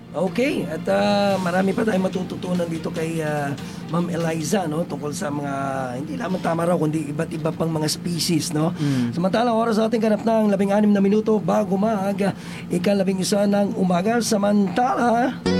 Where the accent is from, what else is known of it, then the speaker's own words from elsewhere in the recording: Mindoro, Mimaropa, Philippines; bilang isang Mindoreño